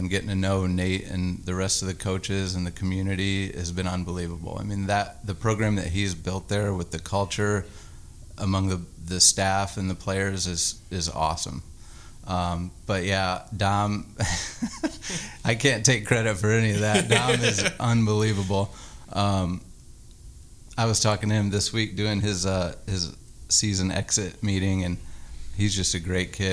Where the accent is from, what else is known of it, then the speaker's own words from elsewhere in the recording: Indiana, United States; moved away as an adult; also born or lived in Arkansas; I'm from Indiana. All my family's there, and it's just home to me